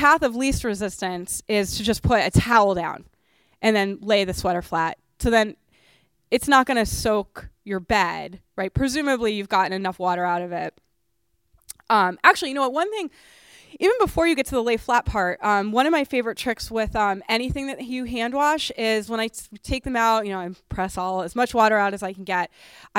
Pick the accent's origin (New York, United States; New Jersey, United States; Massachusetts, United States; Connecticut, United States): Massachusetts, United States; Boston; I grew up in Boston, and my friend Josh is from the Boston area, and he loves sweaters.